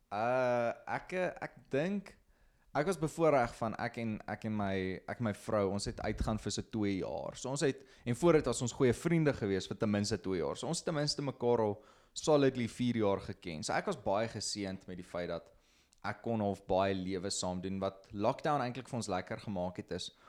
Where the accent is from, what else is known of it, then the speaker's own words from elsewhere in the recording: Potchefstroom, North West, South Africa; also born or lived in Klerksdorp; Ek kom van Potchef, gebore hierso of nie eintlik gebore hier, ek is gebore in Klerksdorp, maar heel lewe lank in Potchef gebly.